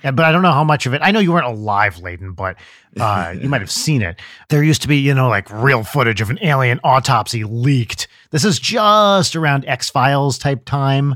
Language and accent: English; New Jersey, United States; I grew up in Jersey